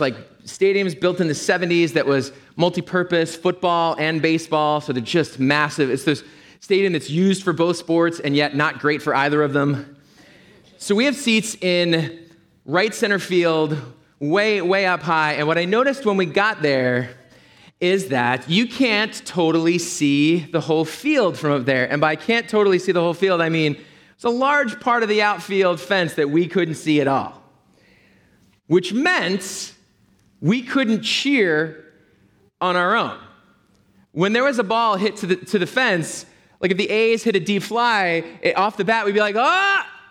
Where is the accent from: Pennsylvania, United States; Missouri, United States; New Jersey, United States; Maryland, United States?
Pennsylvania, United States; Philadelphia; also born or lived in Berkeley, California; I'm from Philadelphia.